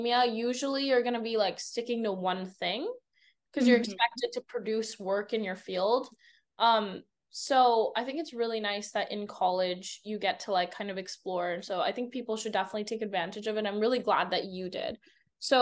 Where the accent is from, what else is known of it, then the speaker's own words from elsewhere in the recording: New York, United States; moved away; also born or lived in India; I grew up in New York